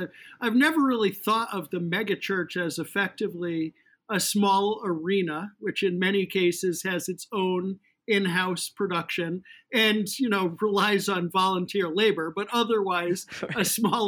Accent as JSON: {"language": "English", "region": "Northeast", "country": "United States", "tie": "born or raised there", "said": "I grew up in the Northeast"}